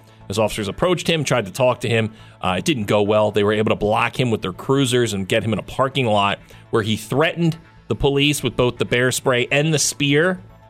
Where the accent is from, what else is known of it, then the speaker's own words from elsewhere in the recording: Gloucester Township, New Jersey, United States; This is up in my hometown.